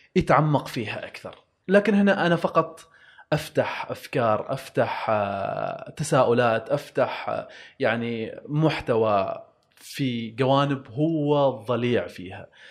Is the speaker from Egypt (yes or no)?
no; Oman; عندنا في عمان